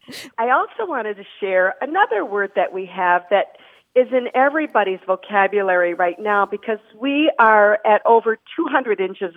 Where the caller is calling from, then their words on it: Marquette, Michigan, United States; I'm calling you from Marquette, Michigan.